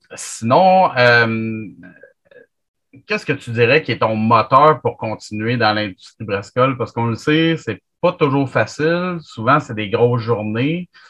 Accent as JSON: {"language": "French", "town": "Chambly", "region": "Quebec", "country": "Canada", "tie": "born or raised there", "said": "Chambly, là. Parce que moi, je suis tout le temps là, toute la fin de semaine. C'est ma ville natale."}